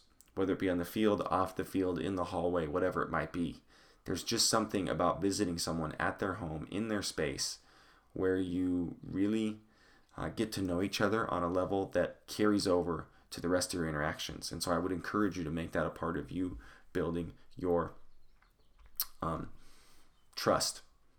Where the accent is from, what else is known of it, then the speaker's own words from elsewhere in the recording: Longmont, Colorado, United States; I grew up going in Longmont, Colorado, went to Longmont High School